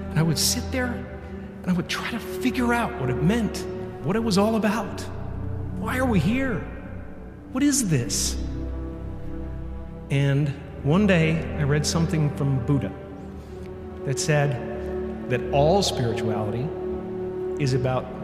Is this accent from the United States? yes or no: no; Canada; You know, I'm a Canadian American, and I'm this, and I'm that, and I'm a Catholic, and I'm